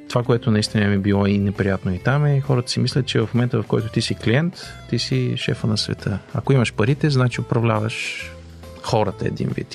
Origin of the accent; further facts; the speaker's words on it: Bulgaria; moved away as an adult; now in Canada; като българи